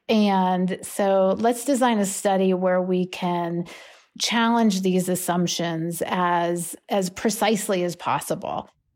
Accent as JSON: {"language": "English", "town": "Pittsburgh", "region": "Pennsylvania", "country": "United States", "tie": "born or raised there", "said": "I grew up in Pittsburgh with my mom"}